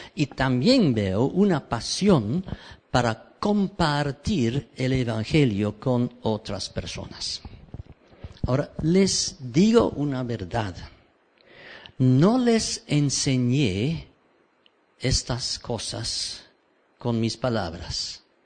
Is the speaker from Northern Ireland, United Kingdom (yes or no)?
no; Cambridge, East of England, United Kingdom; Spanish is a second language; moved away as an adult; also born or lived in Peru; nací aquí en Cambridge